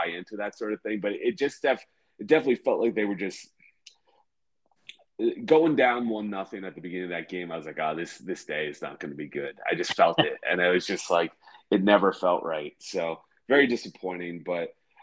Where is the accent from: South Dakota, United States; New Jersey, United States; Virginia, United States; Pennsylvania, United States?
New Jersey, United States; I'm an American in New Jersey